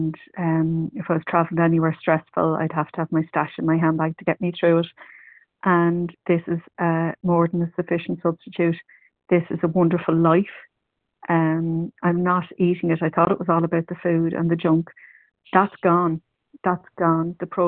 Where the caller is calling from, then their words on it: County Meath, Leinster, Ireland; recovered compulsive overeater. I'm ringing from County Meath in Ireland.